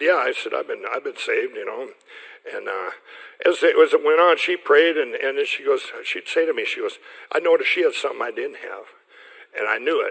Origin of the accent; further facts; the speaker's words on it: Chaska, Minnesota, United States; the one church where I'm from in Chaska